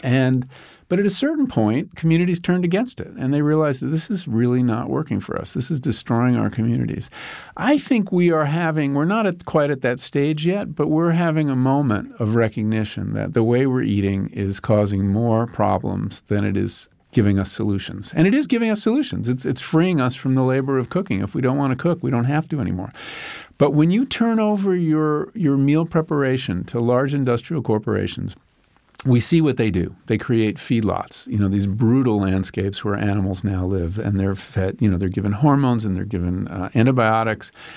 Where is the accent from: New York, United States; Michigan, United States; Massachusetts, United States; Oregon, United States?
New York, United States; Long Island; When I grew up on Long Island, we would drive out there and there were all farms